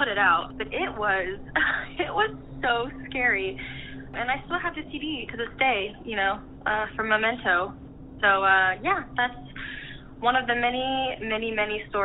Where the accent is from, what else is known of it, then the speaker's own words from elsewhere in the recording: Dayton, Ohio, United States; I'm from Dayton, Ohio